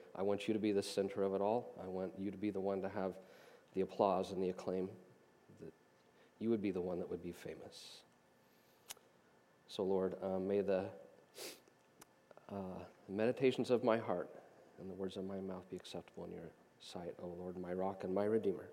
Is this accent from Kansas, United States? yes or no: yes; Hays, Kansas, United States; I was born and raised in Western Kansas, in Hays, Kansas